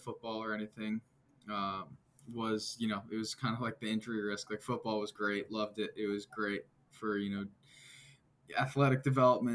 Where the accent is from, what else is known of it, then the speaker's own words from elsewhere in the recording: Hopkinton, Massachusetts, United States; I grew up around Babson in Hopkinton, Massachusetts, so about half hour west of Boston